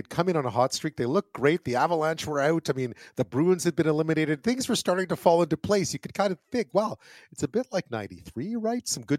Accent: Montreal, Quebec, Canada; moved away; I was in Montreal. I grew up in Montreal.

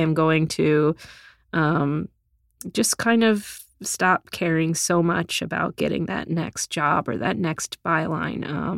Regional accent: Texas, United States; moved away as an adult; now in New York, United States; chapters about how I grew up in Texas and moved to New York with no job and no apartment and a stack of clips.

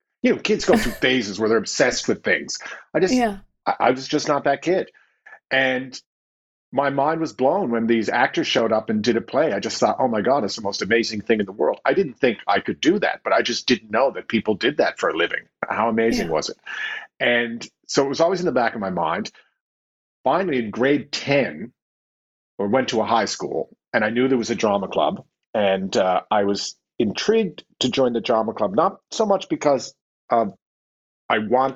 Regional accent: Newfoundland and Labrador, Canada; Okay, well, I'm from Newfoundland and Labrador, and it's interesting you say it's an independent spirit because Newfoundland was independent until 1949.

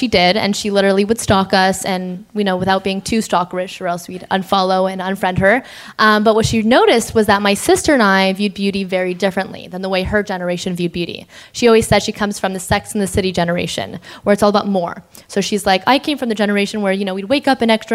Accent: Toronto, Ontario, Canada; I'm from Toronto

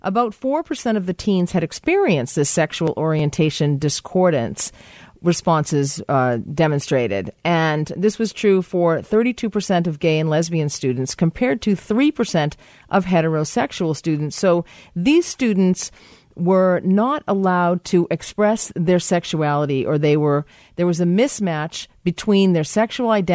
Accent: Boston, Massachusetts, United States; moved away; my hometown

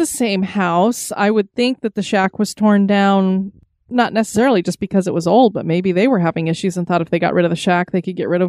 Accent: Wisconsin, United States; And seriously, you got to check out Summit Avenue in St. Paul. My hometown is about 30 minutes east of there.

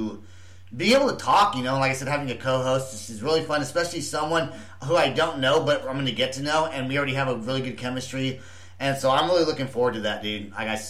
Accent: Oklahoma City, Oklahoma, United States; And we're not only from Oklahoma City, we're also from Oklahoma City

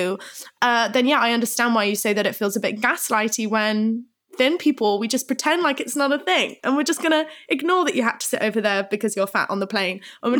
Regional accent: Plymouth, South West England, United Kingdom; I grew up in Plymouth and I was seeing all of this stuff

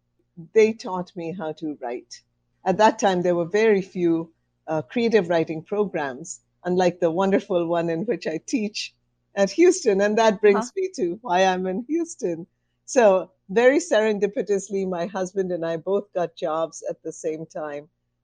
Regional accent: India; I grew up in India. My father had a job that moved us around, so I just moved all over India.

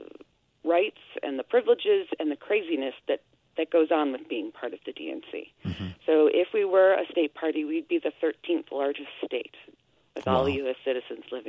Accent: United States; now in Quebec, Canada; as an American

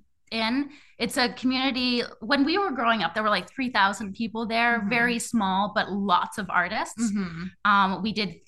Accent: Bowen Island, British Columbia, Canada; born or raised there

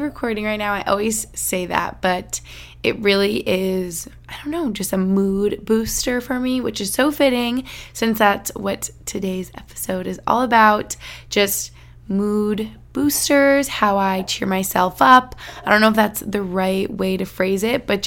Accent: United States; moved away; also born or lived in Albany, New York / Boston, Massachusetts; where I grew up in Albany or in Boston

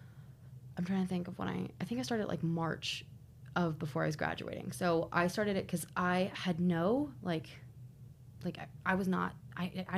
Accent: South Carolina, United States; moved away as an adult; now in New York City, United States; I'm from South Carolina, so I'm used to the heat

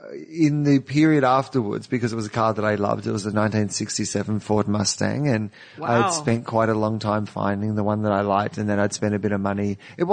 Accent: Australia; I am Australian. That's where you're from. That's why my voice sounds like this.

